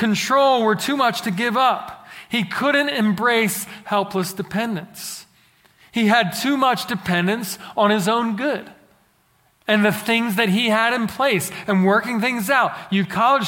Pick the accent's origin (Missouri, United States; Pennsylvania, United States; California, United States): Pennsylvania, United States; Philadelphia; now in Central Texas, United States; growing up in Philadelphia